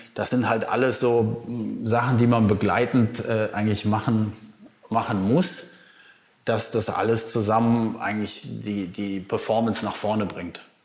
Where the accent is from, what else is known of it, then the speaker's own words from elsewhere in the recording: Germany; now in Bali, Indonesia; bei uns in Deutschland